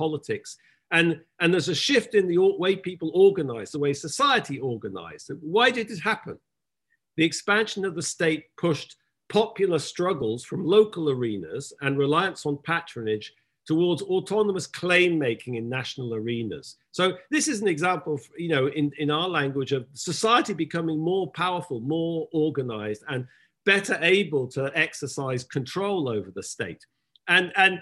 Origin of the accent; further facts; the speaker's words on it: England, United Kingdom; I'm English